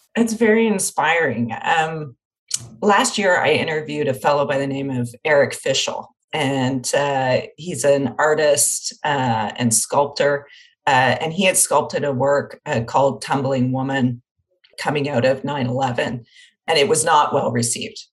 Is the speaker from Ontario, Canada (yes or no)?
yes; Windsor, Ontario, Canada; I'm from Windsor, Ontario, and had oh, a cottage in Grand Bend